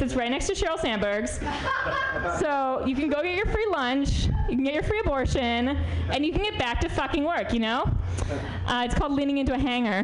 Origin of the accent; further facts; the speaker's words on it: New York, United States; now in San Francisco, United States; I'm from New York originally